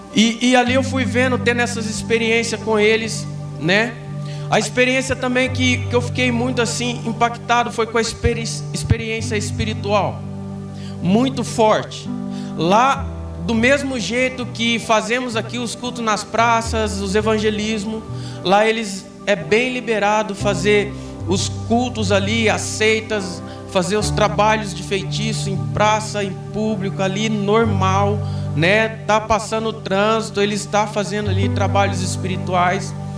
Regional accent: Minas Gerais, Brazil; moved away as an adult; now in Brodowski, Brazil; eu sou mineiro. Bem do interiorzão mesmo.

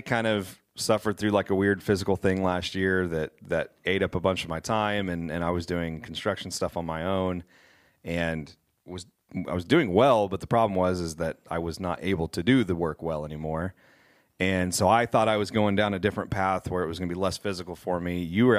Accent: Kansas, United States; now in Wichita, United States; We're two lifelong friends. We grew up in Western Kansas together.

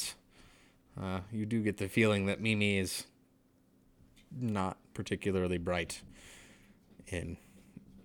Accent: Colorado, United States; I'm from Colorado, probably statistically one of the safest places in the world from sharks

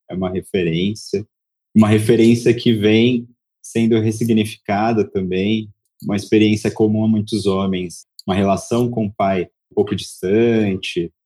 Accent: São Paulo, Brazil; now in Salvador, Brazil; Sou nascido em Salvador, vivi a minha vida inteira em São Paulo e, e há dois anos fiz esse retorno

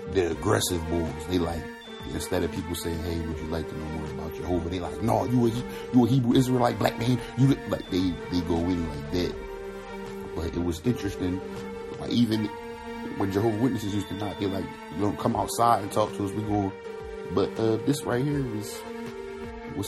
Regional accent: Philadelphia, Pennsylvania, United States; moved away; growing up in Philly

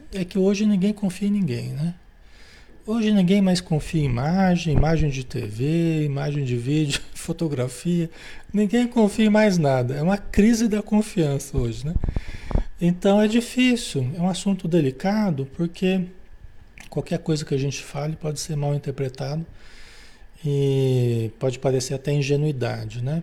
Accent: Marília, São Paulo, Brazil; lá em Marília, São Paulo, onde eu nasci, né? Cidade onde eu nasci

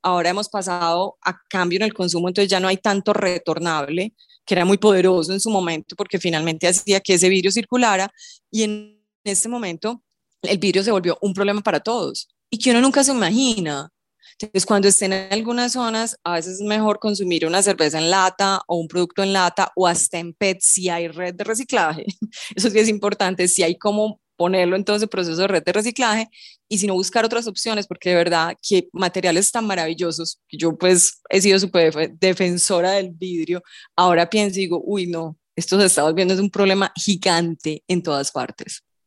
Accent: Colombia; en nuestro país

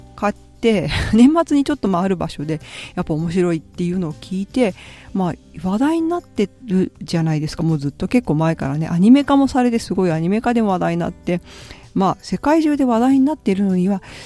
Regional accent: Japan; moved away as an adult; now in Italy; 自分が日本で育ってるのって

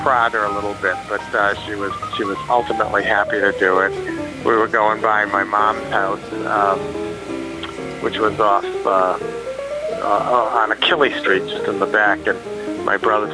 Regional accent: Woonsocket, Rhode Island, United States; moved away as an adult; now in Cumberland, United States; Woonsocket. You know, Woonsocket's my hometown. It'll always be my hometown.

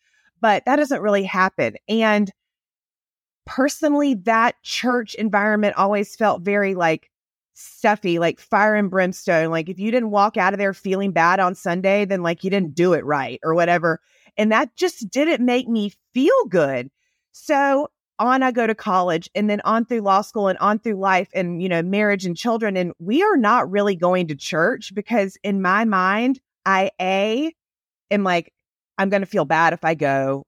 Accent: Southern United States, United States; accent: Southern; now in Texas, United States; I grew up in the South. Obviously, you can hear it in my accent, probably not as much as sweet Emily's Southern accent is better than mine. I've lost mine over the years living in Texas.

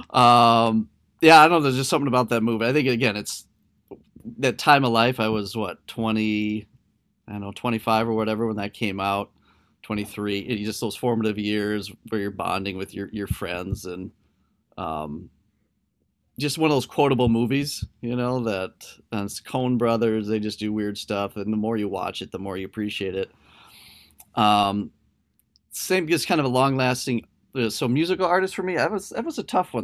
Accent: Delavan, Minnesota, United States; moved away as an adult; also born or lived in Blue Earth, Minnesota / Hastings, Minnesota; My hometown is actually a really tiny, small farming community in southern Minnesota. It's called Delavan

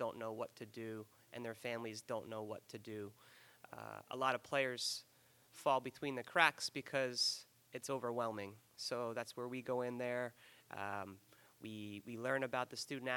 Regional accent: Freehold, New Jersey, United States; I grew up in Freehold, New Jersey.

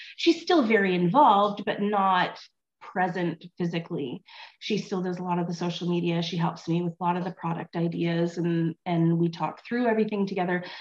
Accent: Vancouver, British Columbia, Canada; moved away as an adult; also born or lived in California / Ontario; I horse showed as a as a teenager and a kid in British Columbia. I grew up in Vancouver

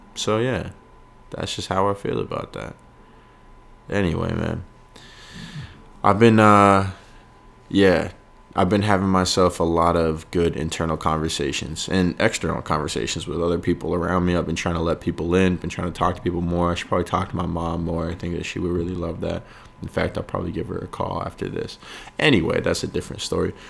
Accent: York, Maine, United States; now in Los Angeles, United States; York, Maine, my hometown

